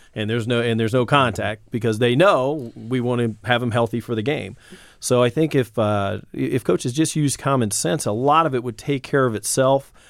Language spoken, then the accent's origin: English; Indianapolis, Indiana, United States; born or raised there